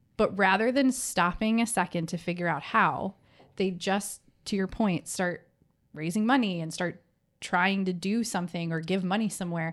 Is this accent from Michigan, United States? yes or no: yes; middle Michigan, United States; I grew up in a small farm town, surrounded by people that looked like me.